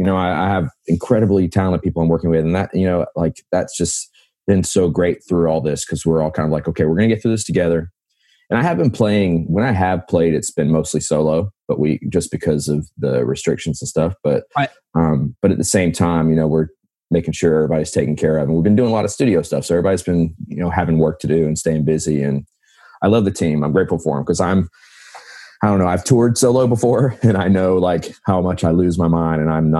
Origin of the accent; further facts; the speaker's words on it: the Carolinas, United States; Man, I'm from the Carolinas, so I got my start kind of, that was one of the places I would email.